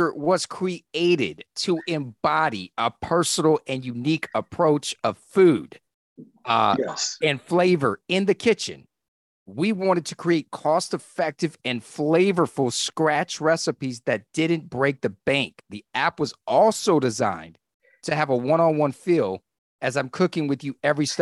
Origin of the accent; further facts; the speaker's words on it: the South, United States; moved away; I'm from the South originally